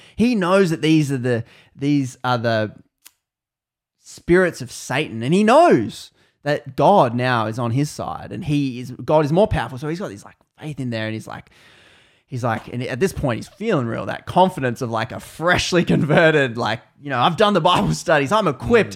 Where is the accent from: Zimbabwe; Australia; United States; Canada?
Australia; I'm Australian